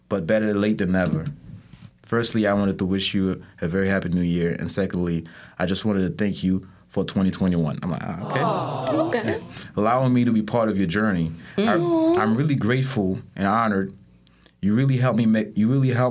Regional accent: Port-au-Prince, Ouest, Haiti; moved away; I'm from Haiti. So, I'm from Haiti. I'm Haitian. I was born in Port-au-Prince.

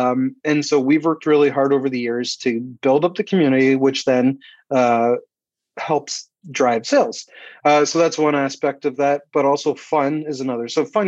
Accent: Canada; You know, we talk about it's an American style beer, but we're Canadian. He's a lumberjack wearing plaid. So stereotypical of us.

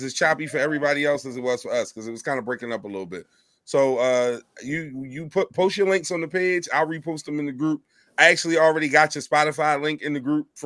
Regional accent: Philadelphia, Pennsylvania, United States; I am from Philadelphia, Pennsylvania. I was born and raised. It's where I stay right now

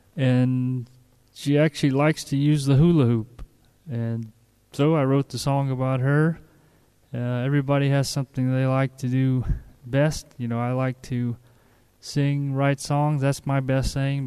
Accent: United States; moved away as an adult; now in Bulgaria; I'm an American, been over here since April 2006

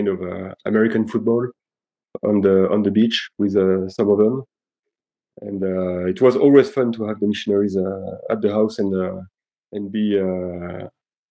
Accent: Nîmes, Occitania, France; moved away; also born or lived in Belgium / Aix-en-Provence / Paris; when I was about two, they decided to move to south of France and to a place called Nîmes. And I grew up over there

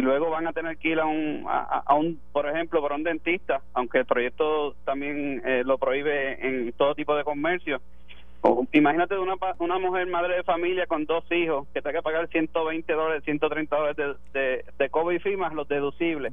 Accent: Puerto Rico

